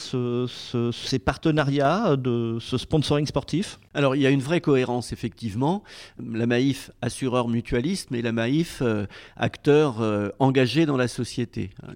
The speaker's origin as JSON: {"language": "French", "town": "Rennes", "region": "Brittany", "country": "France", "said": "je suis originaire de Rennes"}